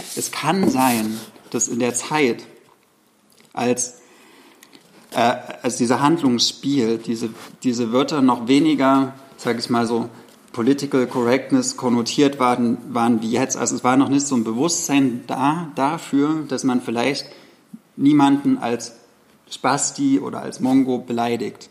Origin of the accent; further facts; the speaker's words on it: the provinces in the East, East Germany, Germany; ist mir so in der Provinz aufgewachsen